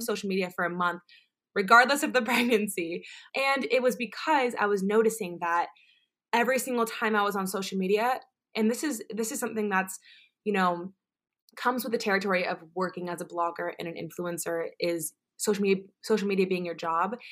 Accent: Orlando, Florida, United States; I am originally from Orlando, Florida

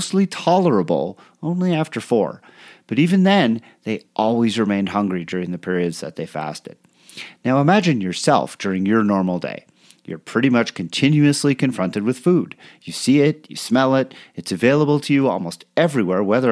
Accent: Canada; moved away; growing up in Canada, coming to triathlon when I was still living there

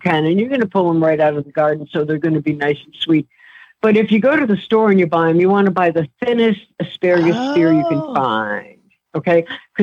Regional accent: northern Italy, Italy; I'm from Northern Italy

